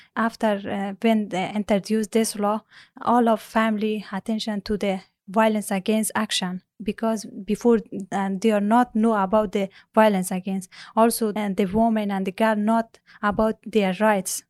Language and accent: English; Afghanistan; English is a second language; moved away as an adult; also born or lived in Pakistan / Kabul, Afghanistan; now in Ireland; I was born in Afghanistan, in province, in the first time when the Taliban got rule of Afghanistan. I was four years old, uh, so I went to Pakistan with my family